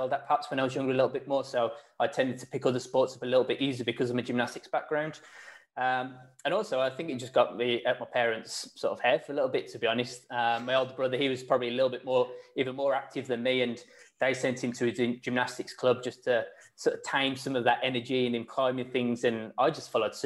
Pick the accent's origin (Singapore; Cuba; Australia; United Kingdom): United Kingdom; Wolverhampton, West Midlands; I'm from Wolverhampton